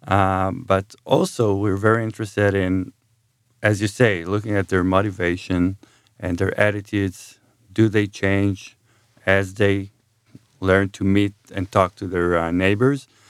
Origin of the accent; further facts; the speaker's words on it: Jerusalem, Jerusalem District, Israel; moved away as an adult; also born or lived in Ithaca, United States; I'm from Israel. Um, I was born and raised in Jerusalem